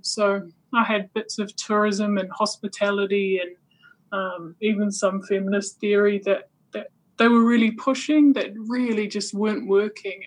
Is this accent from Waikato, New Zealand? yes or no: yes; Waikato, New Zealand; I grew up in the Waikato, so I kind of uh, didn't realize I was Niuean for, for quite a significant chunk of my childhood.